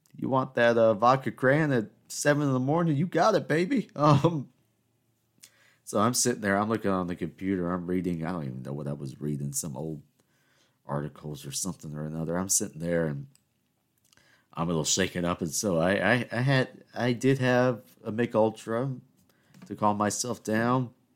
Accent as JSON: {"language": "English", "region": "South Carolina", "country": "United States", "tie": "born or raised there", "accent": "Southern", "said": "now I'm from South Carolina, right? and we all know I'm, I'm Greek American. And, you know, I, I've grown up in the South."}